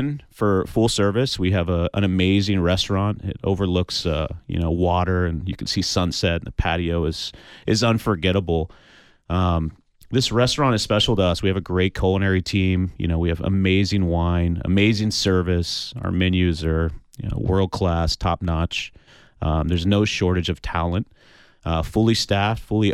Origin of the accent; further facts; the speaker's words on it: Kansas City, United States; moved away; also born or lived in Houston, Texas; my background is I was raised in Kansas City in a town that was so small you still to this day can't find it on a map